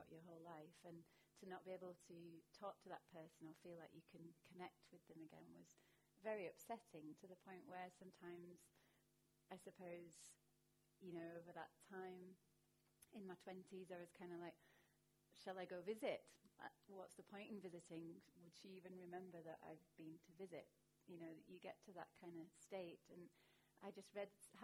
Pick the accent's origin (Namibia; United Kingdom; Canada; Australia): United Kingdom; Barnsley, Yorkshire and the Humber; also born or lived in Ireland; I was born in Ireland, but I grew up in Barnsley in South Yorkshire.